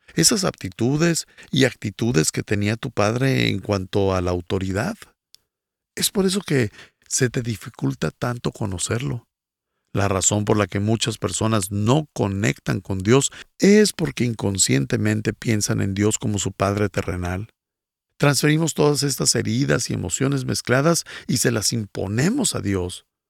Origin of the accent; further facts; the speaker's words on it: Bolivia; soy de Bolivia